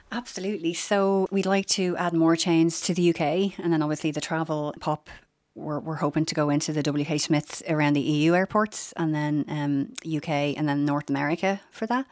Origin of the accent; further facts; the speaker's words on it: Dublin, Leinster, Ireland; I'm from Finglas